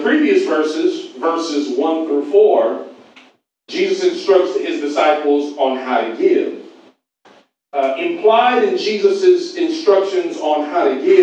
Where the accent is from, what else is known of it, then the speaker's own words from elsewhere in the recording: Pasadena, California, United States; also born or lived in Atlanta, Georgia; now in Los Angeles, United States; I am originally, though, from Pasadena.